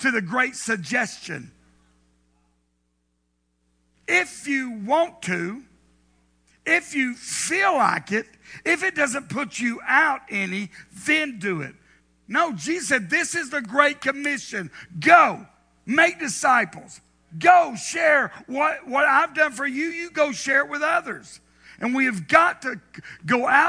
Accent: the South, United States; Growing up in the South

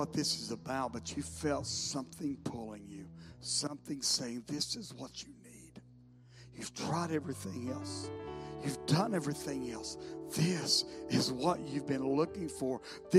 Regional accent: the South, United States; I grew up in the South, so I know there are many of us, we prayed a prayer when we were young

